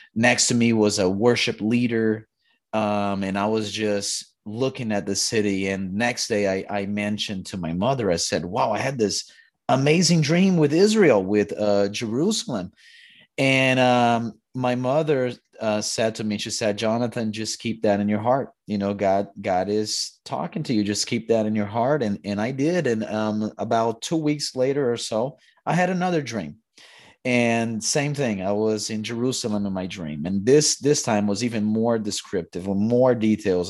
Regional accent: Brazil; moved away; I was born in Brazil.

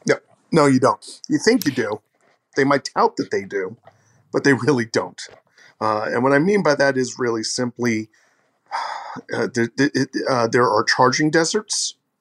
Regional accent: Mount Vernon, New York, United States; I'm from Mount Vernon, New York

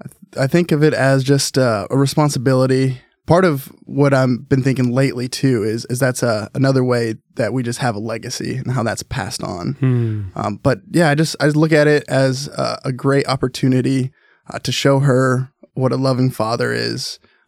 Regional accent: Salem, Oregon, United States; also born or lived in Tucson, Arizona; Yeah, I was born in Tucson, Arizona. So that's where, I call it home, even though I my family moved up to Oregon when I was probably like 3 or 4. So really grew up here in Oregon, in Salem.

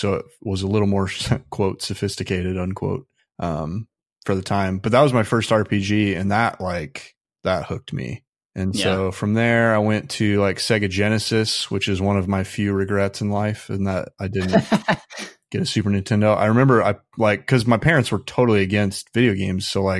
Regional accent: Midwest, United States; When I grew up in the Midwest, so conservatism's pretty dominant there.

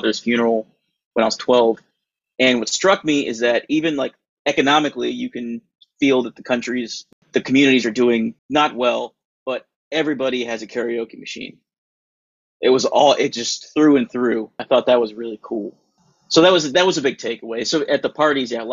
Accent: San Antonio, Texas, United States; moved away as an adult; now in Austin, United States; I was born in San Antonio

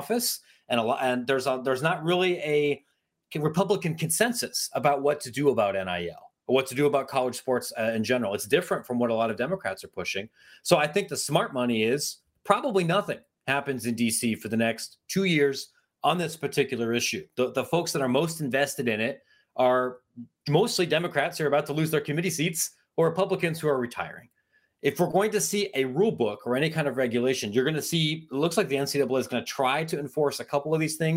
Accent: Ohio, United States; I'm from Ohio

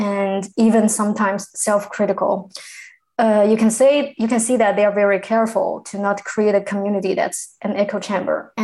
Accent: China; first language Chinese; English is a second language; now in United Kingdom; I am from China. I am currently located in the UK

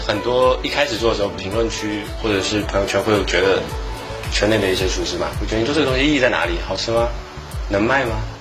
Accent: Fujian, China; 我们福建的物产啊，或者是我们福建传统的菜

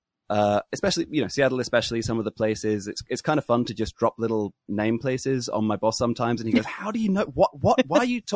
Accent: Yorkshire and the Humber, United Kingdom; accent: British; moved away as an adult; now in Japan; I'm from Yorkshire. If you've seen The Full Monty or Brassed Off or any of those kind of films about mining or steel, that's where I grew up. And then, no, I just came straight to Japan from university.

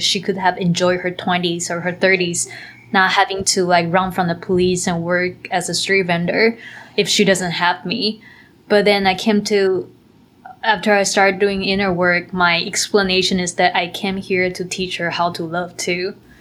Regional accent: Taiwan; moved away; I grew up in Taiwan and it's a country where, so we, we have a culture that we believe in karma

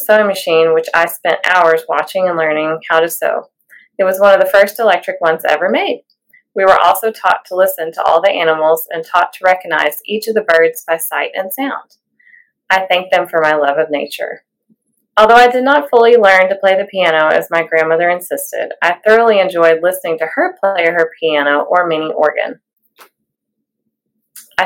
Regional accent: Tennessee, United States; now in Louisville, United States; I grew up in Tennessee

